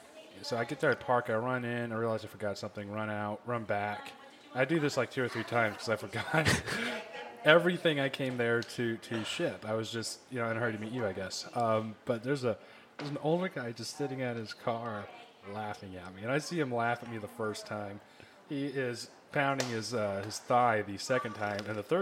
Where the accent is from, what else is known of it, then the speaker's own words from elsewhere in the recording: Charleston, South Carolina, United States; born there; No, I was born in Charleston, South Carolina on it, when my dad was stationed there.